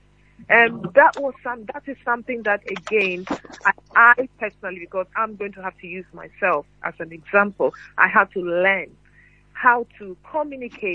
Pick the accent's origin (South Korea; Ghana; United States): Ghana; moved away as an adult; now in United Kingdom; growing up in Ghana